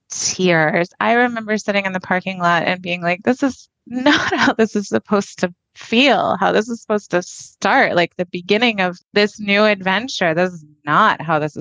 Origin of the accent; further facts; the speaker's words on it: Fort Worth, Texas, United States; I grew up in the Fort Worth area.